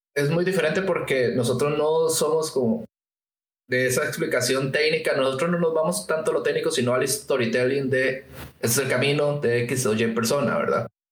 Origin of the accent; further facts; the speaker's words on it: Costa Rica; en Costa Rica pasa que nosotros no tenemos una carrera como formal